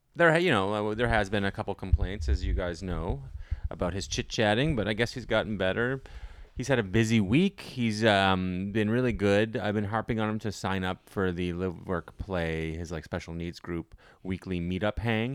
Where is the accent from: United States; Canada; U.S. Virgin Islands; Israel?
Canada; Ottawa, Ontario; moved away; It's my hometown